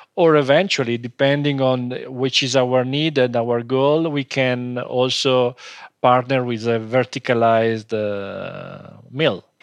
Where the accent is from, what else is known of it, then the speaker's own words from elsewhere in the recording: Como, Lombardy, Italy; English is a second language; By family, we are not from Como, but we started living in Como when we was, uh, three, four years old.